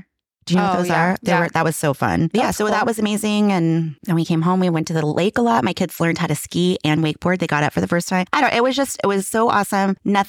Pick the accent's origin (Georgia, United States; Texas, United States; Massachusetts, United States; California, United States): California, United States; I grew up in California.